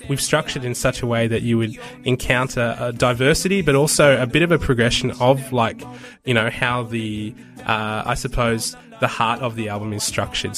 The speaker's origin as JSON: {"language": "English", "country": "Australia", "said": "I'm white, I'm Australian"}